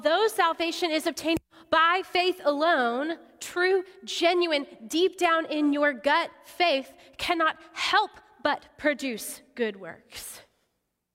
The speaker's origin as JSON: {"language": "English", "town": "Odessa", "region": "Texas", "country": "United States", "tie": "born or raised there", "said": "I grew up in Odessa, not a cow pasture"}